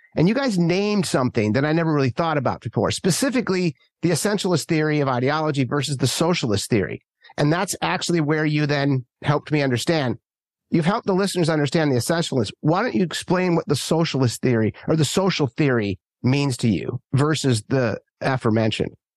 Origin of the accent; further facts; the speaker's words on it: Minnesota, United States; also born or lived in Manhattan / rural California; now in San Francisco, United States; where I grew up in Minnesota and all my friends back there